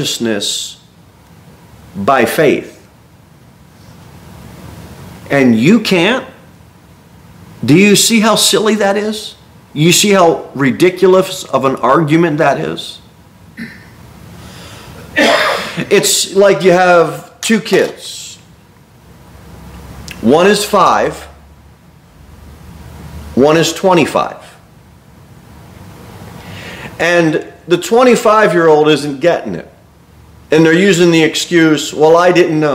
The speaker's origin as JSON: {"language": "English", "country": "United States", "said": "as American Christians, because we are so used to just a lot of comforts here."}